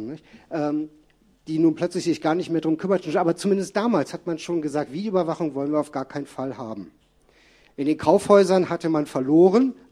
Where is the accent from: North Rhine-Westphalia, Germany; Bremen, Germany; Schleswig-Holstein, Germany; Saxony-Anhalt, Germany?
North Rhine-Westphalia, Germany; Bielefeld; Äh, kurze Erklärung, ich komme aus Bielefeld.